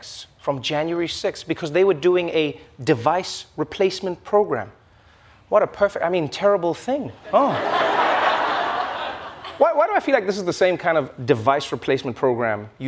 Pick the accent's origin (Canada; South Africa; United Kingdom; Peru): South Africa; I'm South African